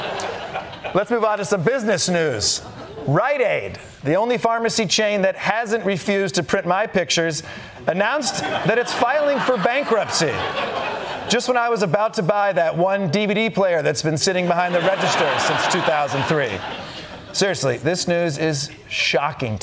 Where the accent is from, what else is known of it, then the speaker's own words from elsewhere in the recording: Michigan, United States; I'm from the Middle West. I'm from Michigan.